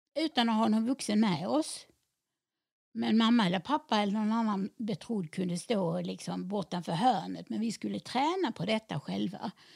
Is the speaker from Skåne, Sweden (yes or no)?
yes; Helsingborg, Skåne, Sweden; jag är född och uppvuxen i Helsingborg